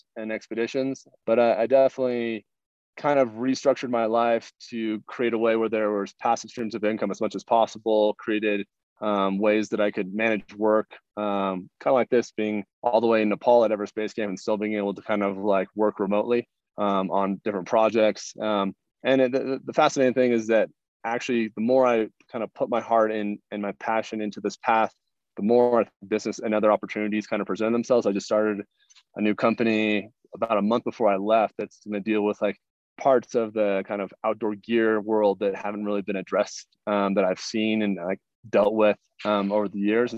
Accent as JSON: {"language": "English", "region": "Pacific Northwest", "country": "United States", "tie": "born or raised there", "said": "I grew up in the Northwest, and so Mount Rainier was always on my horizon."}